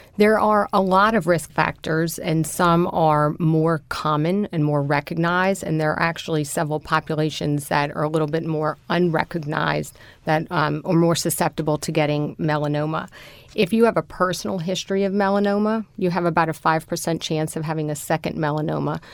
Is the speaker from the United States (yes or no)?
yes; New Orleans, Louisiana, United States; I am a native New Orleanian